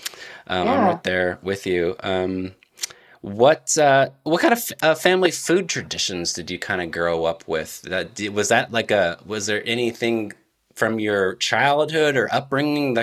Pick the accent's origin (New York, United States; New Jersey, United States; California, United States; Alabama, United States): California, United States; Central Valley of; also born or lived in San Diego area, California; I'm from the Central Valley of California